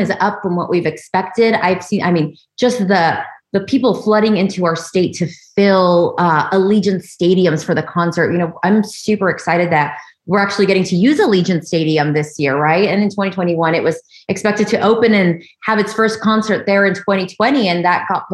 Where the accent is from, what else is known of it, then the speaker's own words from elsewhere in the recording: Hacienda Heights, California, United States; moved away as an adult; also born or lived in Monterey Park, California; now in Las Vegas, United States; born and raised in Southern California, I grew up in a little town about 20 minutes east of LA called Hacienda Heights